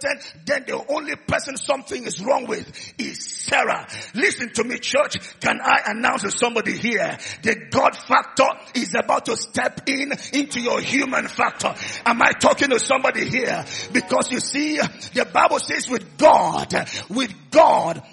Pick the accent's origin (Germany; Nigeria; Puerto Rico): Nigeria; Oron, Akwa Ibom; I'm from Oron in Akwa Ibom State